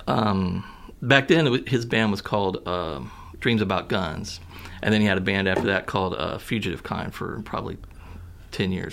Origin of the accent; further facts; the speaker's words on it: Poplar Bluff, Missouri, United States; moved away as an adult; also born or lived in Kentucky / Mountain View, Missouri; now in Columbia, United States; I was born in Kentucky, but I was raised like Southern Missouri and Southeast Missouri and Mountain View, and then spent most of my time like growing up, my teenage years in Poplar Bluff